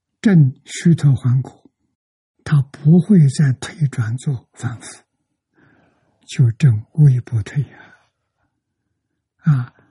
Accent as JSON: {"language": "Chinese", "country": "China", "said": "我们中国人"}